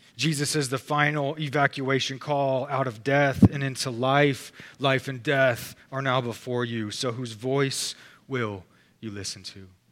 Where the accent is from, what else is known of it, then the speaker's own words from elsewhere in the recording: Texas, United States; we're Texan